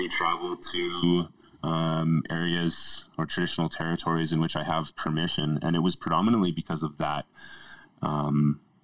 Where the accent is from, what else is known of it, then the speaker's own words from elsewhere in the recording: Yukon, Canada; now in Alberta, Canada; I grew up in the Yukon